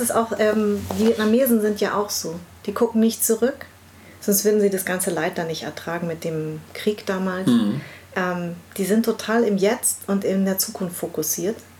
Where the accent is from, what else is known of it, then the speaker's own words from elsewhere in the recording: Munich, Bavaria, Germany; also born or lived in Darmstadt; Ich bin in München groß geworden